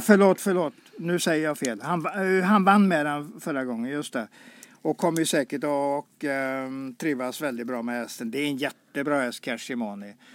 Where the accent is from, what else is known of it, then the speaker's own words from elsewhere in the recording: Karlsborg, Västra Götaland, Sweden; moved away; jag är född i Karlsborg